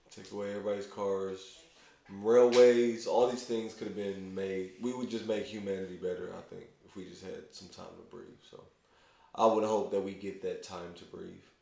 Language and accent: English; Louisville, Kentucky, United States; I'm from Louisville, so I have like gobs of friends